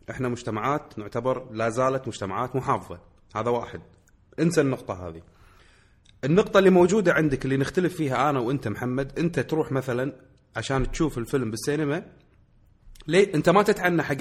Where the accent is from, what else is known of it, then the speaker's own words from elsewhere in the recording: Kuwait; الوضع عندنا في الكويت يختلف عندنا في الكويت السينما ملاذ نهايه الاسبوع